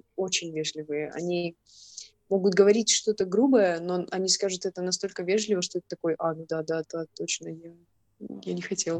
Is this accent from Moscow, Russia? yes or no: no; Irkutsk, Irkutsk Oblast, Russia; moved away as an adult; also born or lived in Malaysia; я из Иркутска.